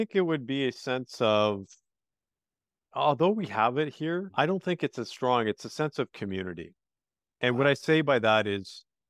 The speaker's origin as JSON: {"language": "English", "country": "Canada", "tie": "born or raised there", "said": "Actually, Canada. So I'm Canadian."}